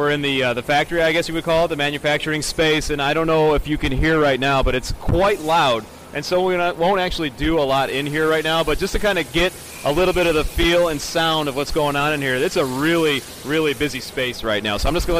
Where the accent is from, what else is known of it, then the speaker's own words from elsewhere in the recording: near Tinley Park, Illinois, United States; So it's just a short drive away from my hometown